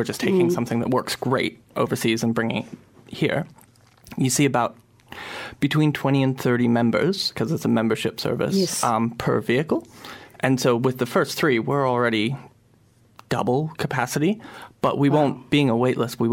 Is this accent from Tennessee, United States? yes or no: no; not far from San Francisco, California, United States; also born or lived in Nelson; now in Wellington, New Zealand; I grew up not far from San Francisco.